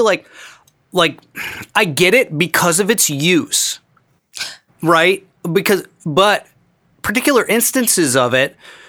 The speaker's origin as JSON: {"language": "English", "region": "upstate New York", "country": "United States", "said": "We're upstate New York, very toque. Near Canada."}